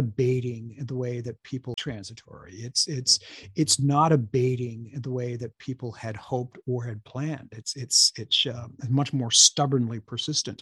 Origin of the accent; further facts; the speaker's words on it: Lebanon, New Hampshire, United States; also born or lived in Hanover, New Hampshire; I am a native Granite Stater. I was born in Hanover and raised in the next town, Lebanon, in the Upper Valley.